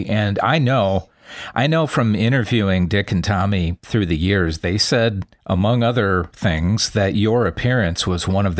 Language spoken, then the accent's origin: English; Midwest, United States; I'm from the Midwest.